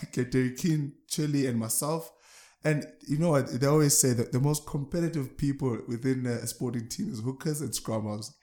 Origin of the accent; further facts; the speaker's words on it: Eastern Cape, South Africa; moved away as an adult; now in Pretoria, South Africa; As an Eastern Cape boy, I come from Eastern Cape.